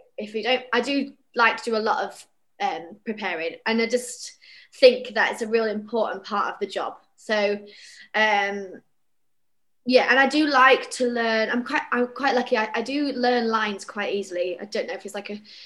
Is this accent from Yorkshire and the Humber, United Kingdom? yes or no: yes; Bradford, Yorkshire and the Humber, United Kingdom; moved away; I'm from Bradford originally, and all you know all our theatre friends we've all left our hometowns